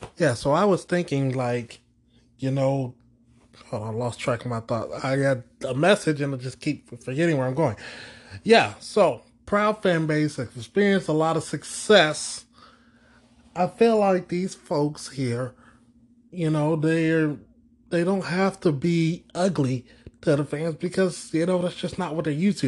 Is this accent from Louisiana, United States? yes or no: no; Houston, Texas, United States; growing up in Houston and being down the road from Dallas